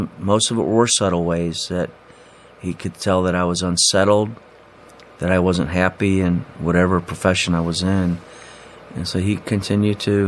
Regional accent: Lima, Ohio, United States; moved away as an adult; also born or lived in Mansfield, Ohio / Cleveland Heights, Ohio; now in Cleveland, United States; I grew up, went to St. Charles in Lima Central Catholic

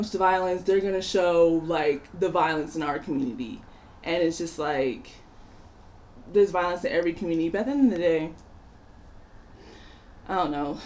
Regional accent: Nigeria; moved away; it also just, like, inspires me to go back home

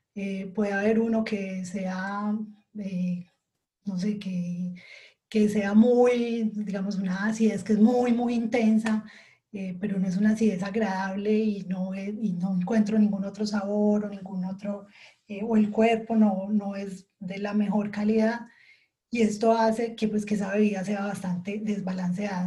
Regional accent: Colombia; now in Switzerland; soy colombiana y ahora estoy viviendo en Suiza

